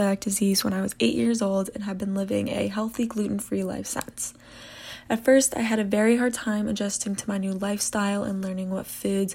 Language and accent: English; Maryland, United States; I'm from Maryland